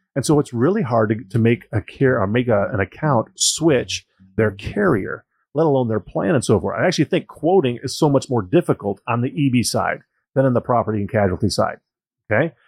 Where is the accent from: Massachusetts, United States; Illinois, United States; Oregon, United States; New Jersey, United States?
Illinois, United States; Joliet; I was born and raised in Joliet, Illinois